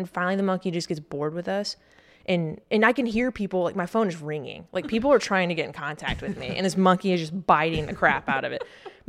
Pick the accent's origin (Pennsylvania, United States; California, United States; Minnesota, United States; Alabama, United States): Alabama, United States; Like, obviously, I'm from Alabama.